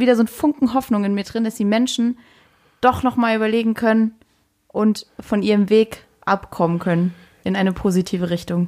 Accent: Saarland, Germany; moved away as an adult; meiner Heimat im Saarland

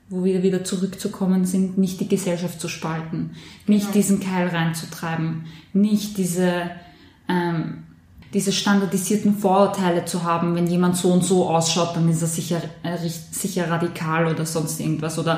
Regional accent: Korneuburg, Lower Austria, Austria; Und bei mir in meiner Heimatstadt in Korneuburg ist ja leider auch dieser junge Mann erschossen worden.

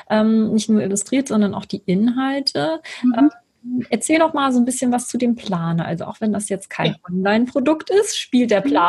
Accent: Lübeck, Schleswig-Holstein, Germany; born there; Und ich habe heute einen Gast aus meiner Geburtsstadt. Und zwar ist das Sibylle aus Lübeck.

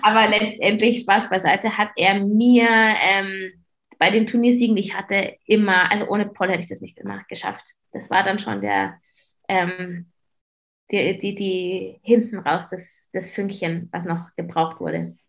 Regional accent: Germany; bei uns in Deutschland

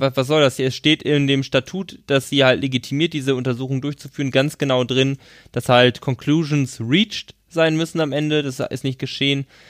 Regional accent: Schöppingen, North Rhine-Westphalia, Germany; es ist bei Ahaus, ist bei Schöpping, da wo ich herkomme

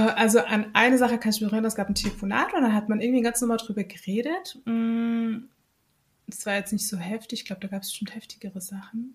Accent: Germany; bei uns in Deutschland

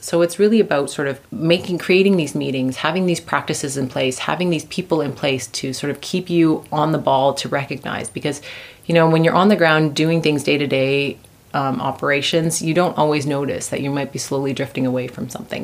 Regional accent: Canada; moved away as an adult; now in Vienna, Austria; I'm originally from Canada.

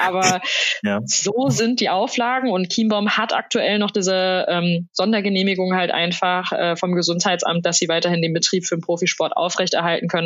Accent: Soest, North Rhine-Westphalia, Germany; meiner Heimatstadt Soest

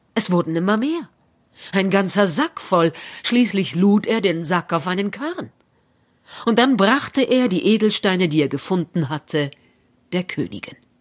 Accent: Berlin, Germany; In Berlin, da wo ich herkomme, würde man sagen JWD

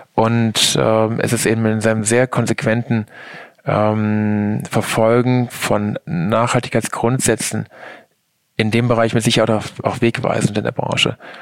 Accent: Germany; Ich komme aus der Eifel

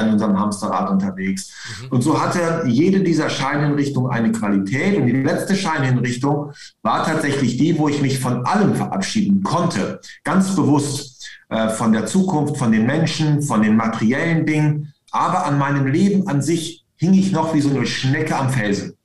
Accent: East Frisia, Lower Saxony, Germany; moved away as an adult; also born or lived in Hamburg; als Ostfriese

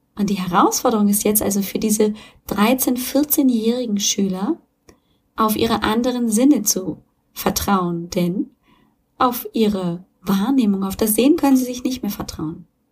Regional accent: Germany; hier bei uns in Deutschland

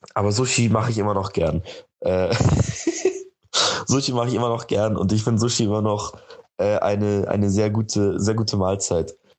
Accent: Munich, Bavaria, Germany; ich komme aus München

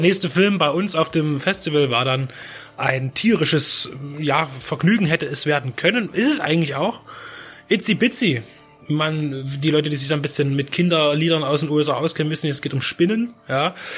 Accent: Czechia; now in Germany; meine, meine alte Heimat, die Tschechische Republik

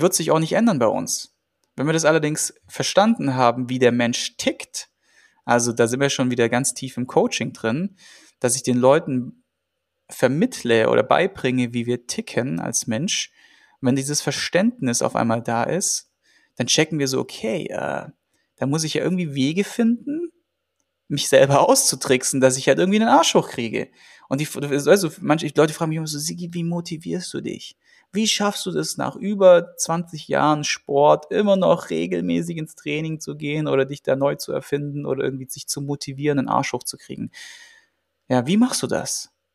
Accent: Germany; bei uns in Deutschland

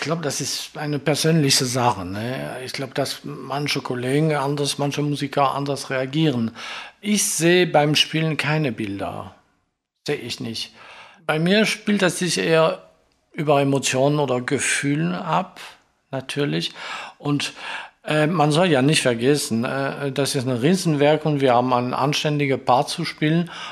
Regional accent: Marseille, Provence-Alpes-Côte d'Azur, France; accent: French; German is a second language; moved away as an adult; also born or lived in Stuttgart / Essen; Ich bin in Frankreich geboren. Ich bin in Marseille geboren, am Mittelmeer

